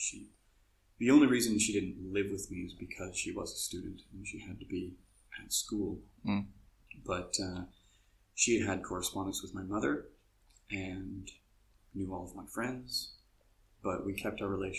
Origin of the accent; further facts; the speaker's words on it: Toronto, Ontario, Canada; moved away as an adult; also born or lived in Vancouver, Canada / Taiwan; now in Xiamen, China; I grew up in Toronto.